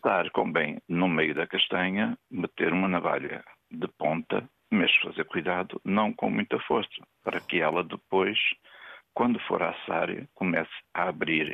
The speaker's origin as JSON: {"language": "Portuguese", "town": "Vila Real", "region": "Norte", "country": "Portugal", "moved": "yes", "lives_now": "Matosinhos, Portugal", "said": "não sou de Matozinhos, sou de Vila Real Estou é. a viver em Matosinhos"}